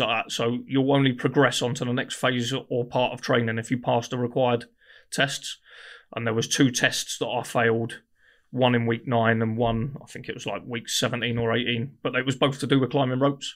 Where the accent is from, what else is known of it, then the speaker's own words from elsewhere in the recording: Guildford, South East England, United Kingdom; I grew up in Guildford